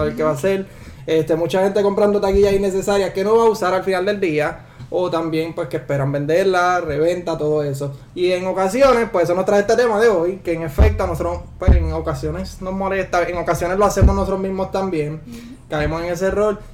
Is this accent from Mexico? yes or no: no; Puerto Rico; somos puertorriqueños